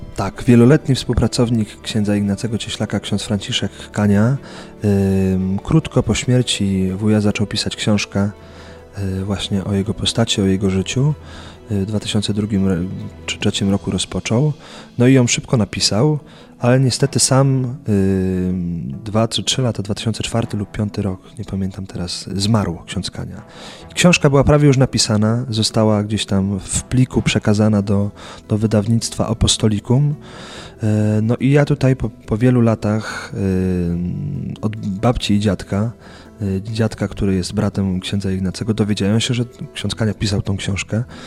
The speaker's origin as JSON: {"language": "Polish", "town": "Buk", "region": "Greater Poland", "country": "Poland", "tie": "born or raised there", "said": "w mojej rodzinnej miejscowości w Buku"}